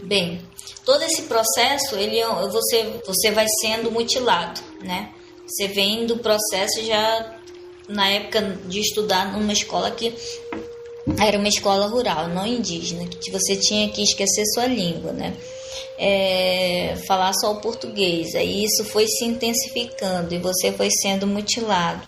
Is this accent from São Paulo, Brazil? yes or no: no; Sateré-Mawé community, Amazonas, Brazil; moved away; also born or lived in Manaus; tô voltando pro meu povo, tô voltando para minhas origens, é de lá que eu vim, é lá onde eu nasci, é onde eu conheço